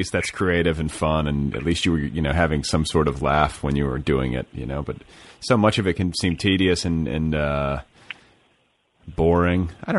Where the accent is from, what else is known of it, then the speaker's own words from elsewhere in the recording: Carmel, Indiana, United States; moved away as an adult; I went to junior high and high school in Carmel, which is north of the city.